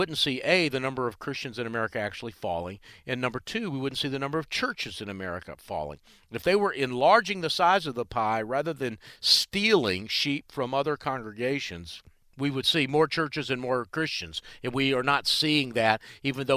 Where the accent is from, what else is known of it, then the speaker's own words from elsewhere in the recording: Charlotte, North Carolina, United States; here in my hometown of Charlotte